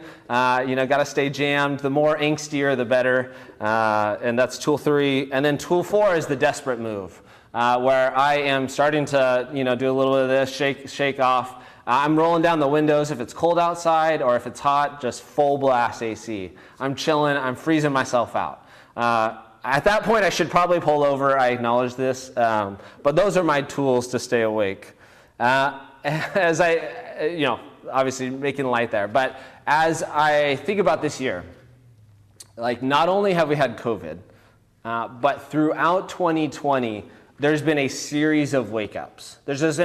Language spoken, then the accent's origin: English; Bakersfield, California, United States; now in Fresno, United States; I grew up in Bakersfield